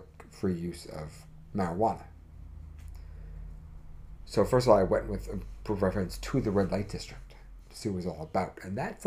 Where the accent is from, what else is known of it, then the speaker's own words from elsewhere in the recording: New York City, New York, United States; someone who grew up in the city